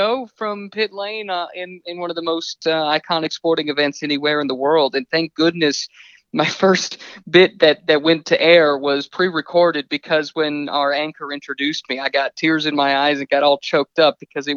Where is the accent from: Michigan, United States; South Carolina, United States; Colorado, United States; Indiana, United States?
Indiana, United States; Indianapolis; I grew up in Indianapolis